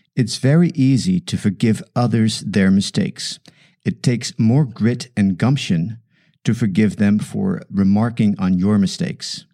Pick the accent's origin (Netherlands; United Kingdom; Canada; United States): Netherlands; English is a second language; moved away as an adult; now in South Africa; English is my second language. I emigrated from the Netherlands to South Africa when I was 24.